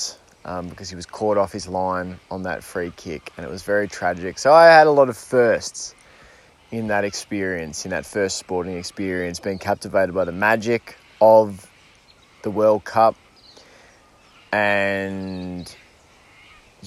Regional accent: Australia; I definitely called it soccer growing up, just because in Australia there's rugby, which gets called football

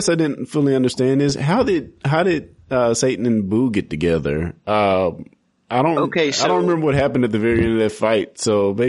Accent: United States

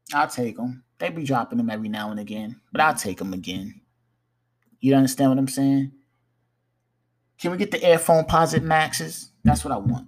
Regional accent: New York, United States; I'm a New Yorker

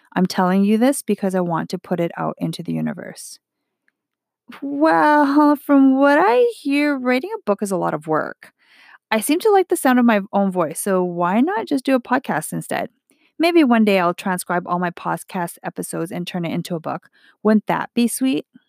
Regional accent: Edmonton, Alberta, Canada; I am Chinese Canadian, born in Edmonton, Alberta

